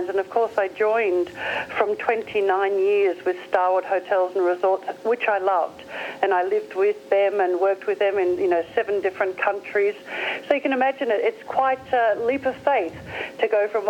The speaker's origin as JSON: {"language": "English", "country": "Australia", "accent": "Australian", "said": "I'm an Aussie"}